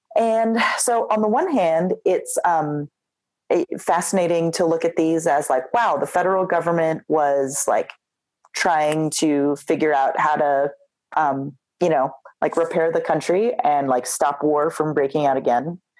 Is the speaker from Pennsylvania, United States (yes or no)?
yes; Philadelphia, Pennsylvania, United States; I grew up in Philadelphia